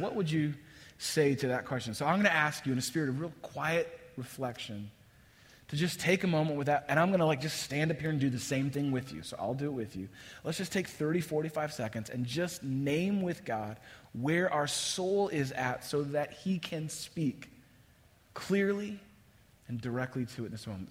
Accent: across the bay from San Francisco, Northern California, United States; moved away as an adult; now in Chicago, United States; I grew up in Northern California. First half of my life, I spent just across the bay of San Francisco

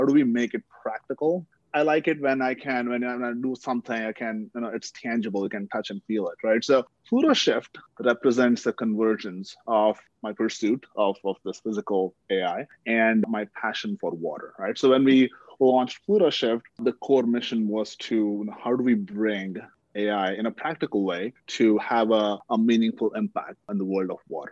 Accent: India; moved away; growing up in India

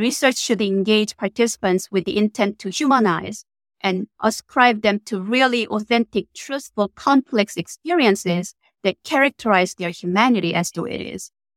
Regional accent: South Korea; moved away as an adult; now in United States; I was born and raised in South Korea in a teacher family

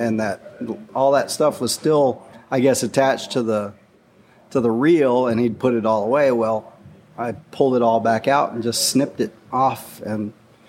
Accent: Port Isabel, Texas, United States; I'm from Port Isabel, Texas, which is down there across the Laguna Madre from South Padre Island. I grew up on a cattle ranch down there and grew up fishing.

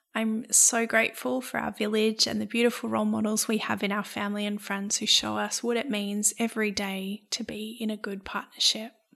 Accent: Brisbane, Queensland, Australia; our experience of growing up in Brisbane

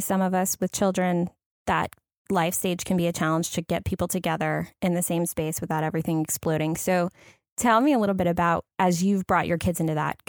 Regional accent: the South, United States; Because I'm from the South.

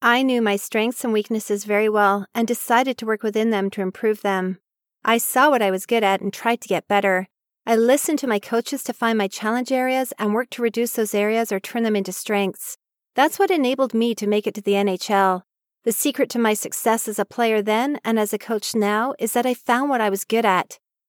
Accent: Oak Park, Michigan, United States; Growing up in Oak Park, a small suburb of Detroit, Michigan, I knew from an early age that I loved one activity over any other.

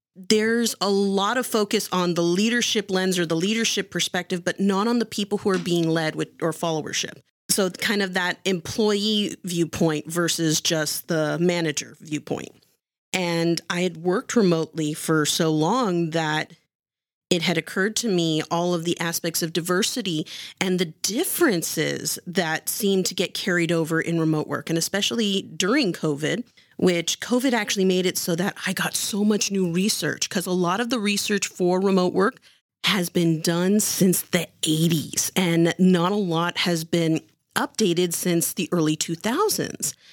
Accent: Santa Clara, California, United States; I'm actually from Santa Clara.

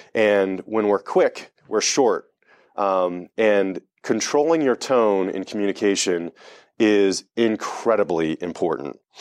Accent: Delaware, United States; I grew up in Delaware

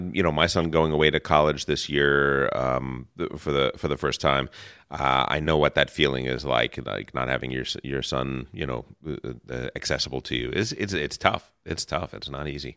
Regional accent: New Jersey, United States; also born or lived in New York area; now in Los Angeles, United States; growing up in New, New Jersey and, and the New York area

